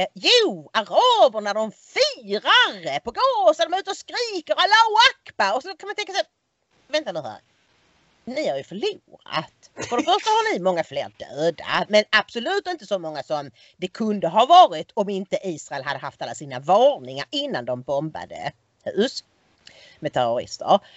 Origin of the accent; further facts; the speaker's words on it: Sweden; vi är svenskar